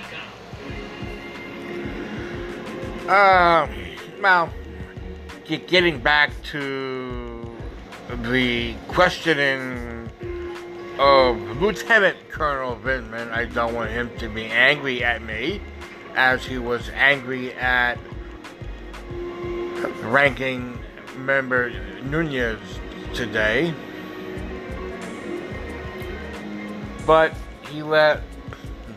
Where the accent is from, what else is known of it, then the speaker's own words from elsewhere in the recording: United States; I'm an American